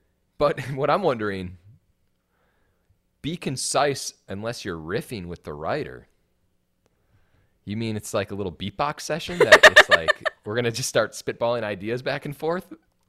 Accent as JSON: {"language": "English", "region": "Wisconsin", "country": "United States", "said": "And the reason I feel this way is because I'm from Wisconsin. And I know what it's like growing up in a small town."}